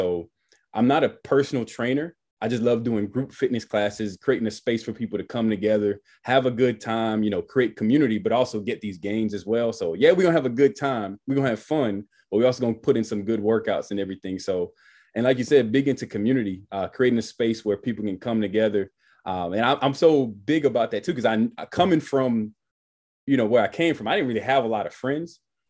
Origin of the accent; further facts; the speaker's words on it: Miami, Florida, United States; now in Atlanta, United States; I'm originally from Miami, 305 Dade County. Still got my 305 number and everything. But I've been in Georgia now for 13 years.